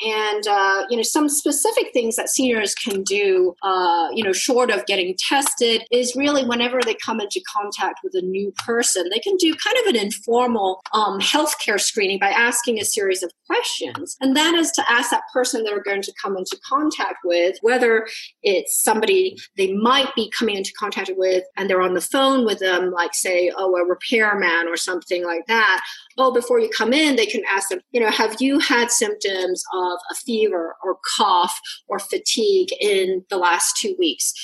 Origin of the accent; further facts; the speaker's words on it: Hong Kong; I come from Hong Kong